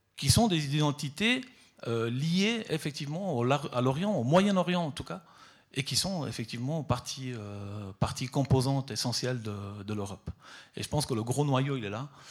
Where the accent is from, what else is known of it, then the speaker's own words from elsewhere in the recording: Southern Italy, Italy; now in Switzerland; je suis parti depuis le, sud de l'Italie, euh, donc euh, d'où je suis originaire